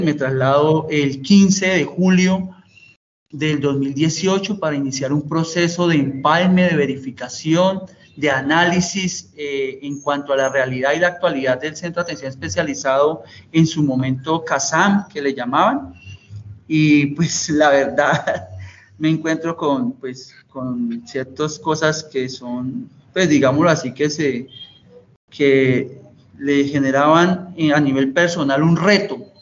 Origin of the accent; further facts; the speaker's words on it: Alto Cunday, Tolima, Colombia; also born or lived in Ibagué; en mi infancia la, pude, digamos así que la primaria en una zona rural, eh, fuertemente golpeado por el conflicto armado eh, en una zona rural del Tolima llamado el Alto Cunday